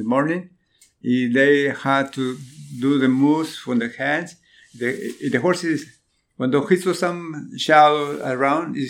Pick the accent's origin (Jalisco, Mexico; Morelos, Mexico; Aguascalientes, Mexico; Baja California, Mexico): Morelos, Mexico; Cuernavaca; now in Louisville, United States; I'm from Mexico. Mexico is Cuernavaca City.